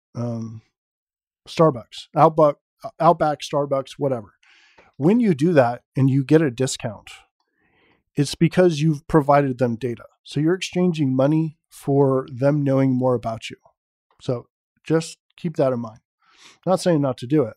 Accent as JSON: {"language": "English", "area": "San Francisco Bay Area", "region": "California", "country": "United States", "tie": "born or raised there"}